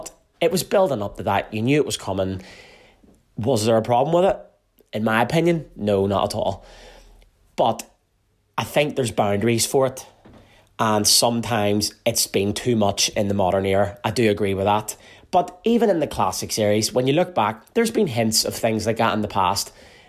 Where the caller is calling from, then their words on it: Carrickfergus, Northern Ireland, United Kingdom; I'm listening from Carrickfergus in Northern Ireland